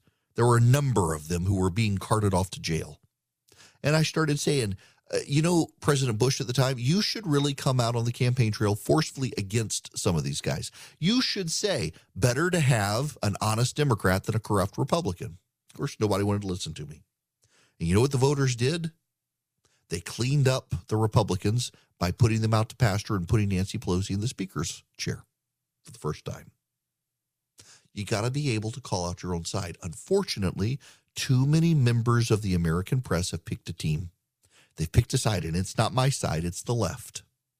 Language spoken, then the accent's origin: English; Dubai, United Arab Emirates; I grew up, never went to a concert unless you like count the opera or a Vienna Boys Choir growing up in Dubai.